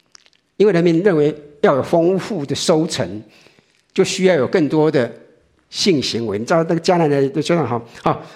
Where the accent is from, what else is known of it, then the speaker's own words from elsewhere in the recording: Taiwan; 我们我想，我们从台湾来的很多人都知道，我们在台湾拜拜是什么？